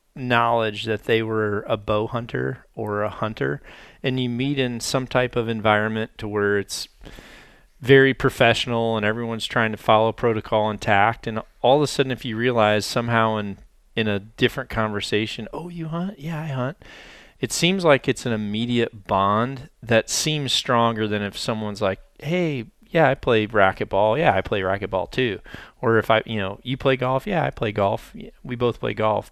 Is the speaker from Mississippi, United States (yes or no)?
yes; Mississippi Delta, United States; moved away; where I was from the Mississippi Delta